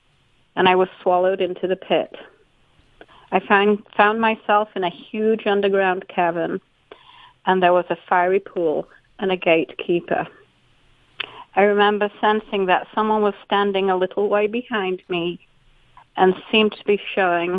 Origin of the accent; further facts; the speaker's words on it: Yorkshire and the Humber, United Kingdom; moved away as an adult; now in United States; I grew up in Yorkshire, England